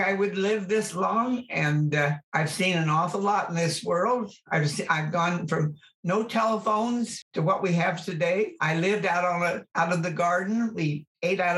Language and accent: English; Oroville, California, United States; also born or lived in Idaho / Folsom, California / Merced Falls, California; we moved from Idaho when I was 4, I think, and my sister was 2. We had a brother 10 years later. We lived in Oroville until I was in the 8th grade.